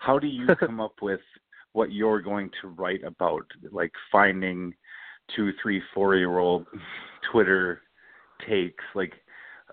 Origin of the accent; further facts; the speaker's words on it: Minnesota, United States; moved away as an adult; also born or lived in Massachusetts; I was from Minnesota originally